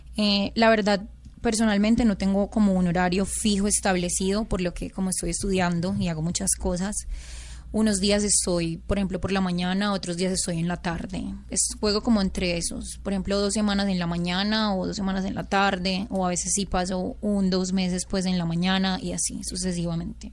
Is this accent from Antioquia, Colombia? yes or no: yes; Caucasia, Antioquia, Colombia; el pueblo de donde yo soy, yo soy de Caucasia, Antioquia